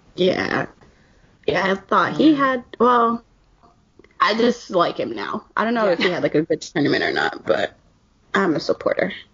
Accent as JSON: {"language": "English", "country": "United States", "said": "as an American"}